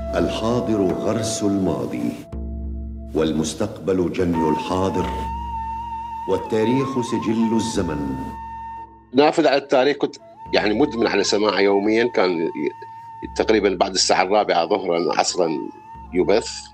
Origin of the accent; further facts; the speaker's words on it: Baghdad, Baghdad Governorate, Iraq; moved away as an adult; ولدت أنا في بغداد في 12 6 عام 1969